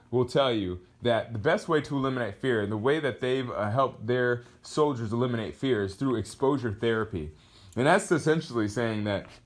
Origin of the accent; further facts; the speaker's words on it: Georgia, United States; born there; also born or lived in Hawaii / Texas / Rhode Island / Kentucky; I was born in Georgia. I've lived in, uh, geez, I don't even, let's, let's count together. I've lived in, in Georgia. Then from Georgia, I moved to Hawaii. Then from Hawaii, I moved to uh, Texas. Then I moved to Rhode Island.